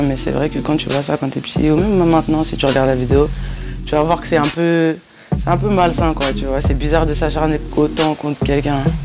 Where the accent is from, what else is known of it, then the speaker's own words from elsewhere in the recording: Bron, Auvergne-Rhône-Alpes, France; Alors je suis née à, à Bron, à Lyon, tu vois, c'est à côté de Lyon